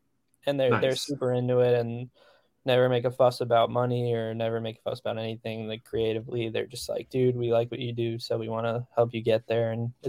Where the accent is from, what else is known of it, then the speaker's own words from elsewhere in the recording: New Jersey, United States; Yeah, I grew up like in Central Jersey, so Starline Ballroom was probably like the big one growing up that I went to all the time.